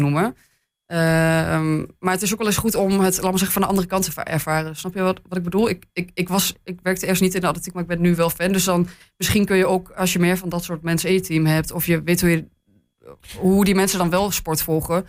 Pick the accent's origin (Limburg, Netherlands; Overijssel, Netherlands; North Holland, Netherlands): Overijssel, Netherlands; Hengelo; now in Enschede, Netherlands; ik ben geboren in Hengelo. Ik heb lang in het buitengebied gewoond.